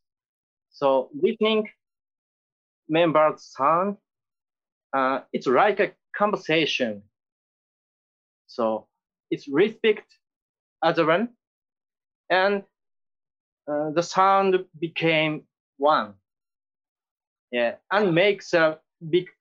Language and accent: English; Japan; English is a second language; When I was high school, in my hometown, there is a clothes shop named Jack Store.